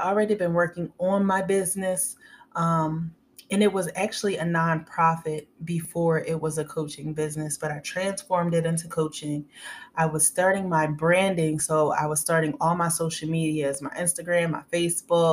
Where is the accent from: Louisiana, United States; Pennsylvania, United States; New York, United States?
Pennsylvania, United States; outside of Philadelphia; moved away as an adult; now in Tampa, United States; I am from Pennsylvania, outside of Philadelphia, and I am currently in Tampa, Florida, and I've been here for a couple months